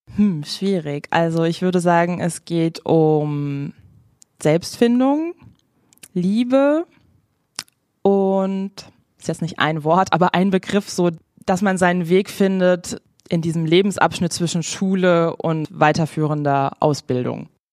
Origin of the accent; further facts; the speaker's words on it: Frankfurt, Hesse, Germany; Ich komme aus Frankfurt, also ganz in der Nähe von Offenbach